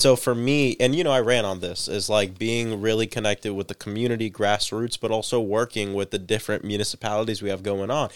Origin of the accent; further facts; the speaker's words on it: Central Florida, United States; born and raised in Central